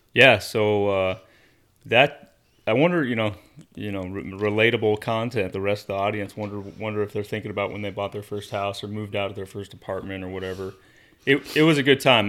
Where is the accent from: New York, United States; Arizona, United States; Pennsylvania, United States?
Arizona, United States; Growing up in Arizona